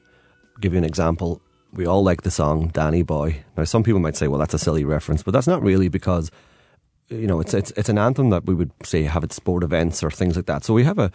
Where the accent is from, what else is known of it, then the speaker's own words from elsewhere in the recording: Derry, Northern Ireland, United Kingdom; Now, my hometown, Derry, is right, which of course is sometimes referred to as Londonderry by the Protestant community, is right on the border.